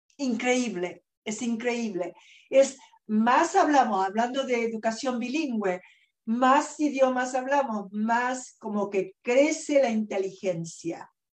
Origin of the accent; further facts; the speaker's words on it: Argentina; moved away as an adult; also born or lived in New York / Los Angeles; now in California, United States; yo nací en Argentina y vine a este país eh, bien jovencita, con muy poquito inglés